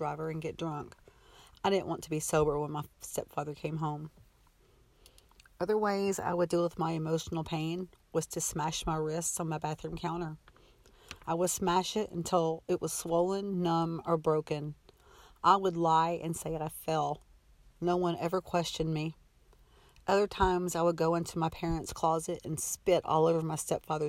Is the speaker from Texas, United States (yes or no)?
yes; Texas, United States; I was born in May of 1966 in a small Texas town